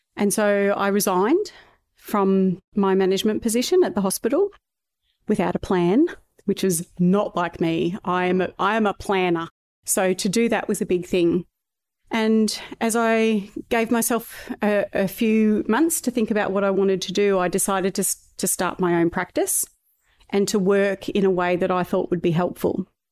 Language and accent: English; Ballarat, Victoria, Australia; also born or lived in Melbourne; I was born in Melbourne, but I was raised from two years of age in Ballarat in Victoria